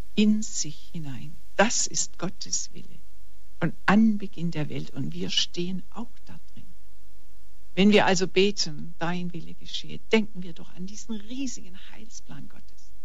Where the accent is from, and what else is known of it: Germany; also born or lived in Weingarten, Baden-Württemberg